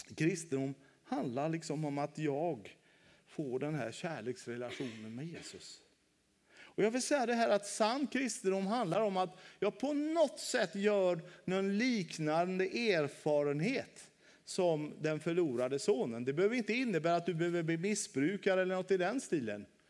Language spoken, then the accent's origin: Swedish; Västra Götaland, Sweden; moved away as an adult; also born or lived in Halmstad; Nu bor jag ute på min hemö, Kjell Knippa i Göteborgs skärgård